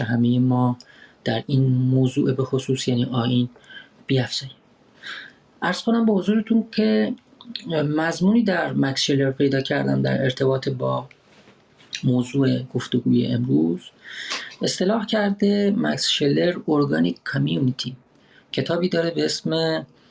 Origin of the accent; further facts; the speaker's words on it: Iran; moved away as an adult; من کمی بیش از یک ساله که از ایران آمدم بیرون و در واقع فرار کردم